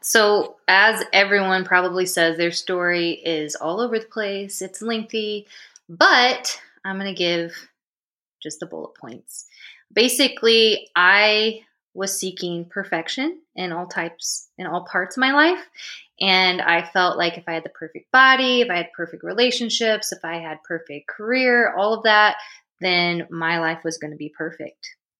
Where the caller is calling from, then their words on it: Indianapolis, Indiana, United States; I am from Indianapolis, Indiana, and it's cold here.